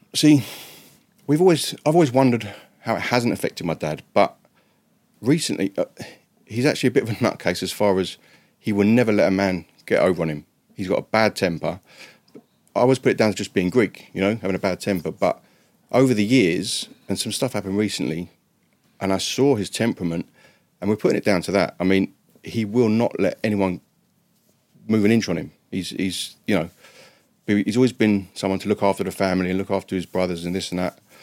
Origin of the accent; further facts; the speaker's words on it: England, United Kingdom; moved away as an adult; also born or lived in Dallas, United States; I'm English